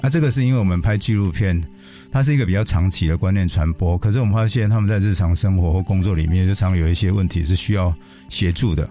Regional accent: Taiwan; 我们台湾人

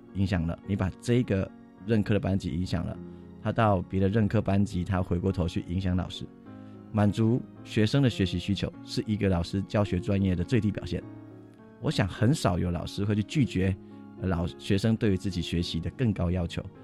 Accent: Tainan, Taiwan; moved away as an adult; now in Nantou County, Taiwan; 我不是南投人，我是台南人

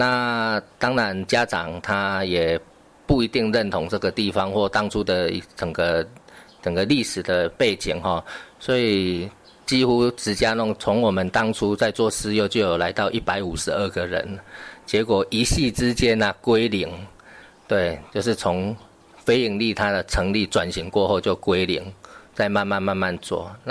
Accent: Tainan, Taiwan; moved away; 也是我们安定了那个希腊雅语啊，这也是我的故乡。所以当初我回来，

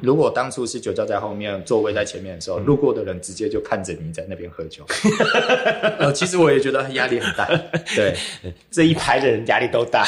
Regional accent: Kaohsiung, Taiwan; 我小时候其实就在盐城长大

